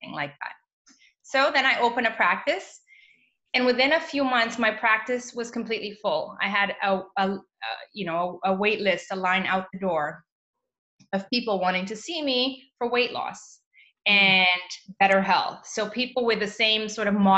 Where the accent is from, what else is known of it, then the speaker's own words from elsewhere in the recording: Canada; also born or lived in Mozambique; I was raised in Canada